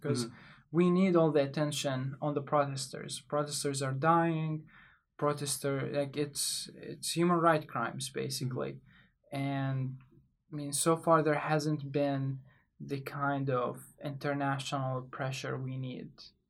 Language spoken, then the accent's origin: English; Iraq; also born or lived in Baghdad / Kurdistan; now in United States; I'm from Iraq. I've been in the United States for about 4 years. I've lived most of my life in Baghdad and in Kurdistan, which is in the north of Iraq.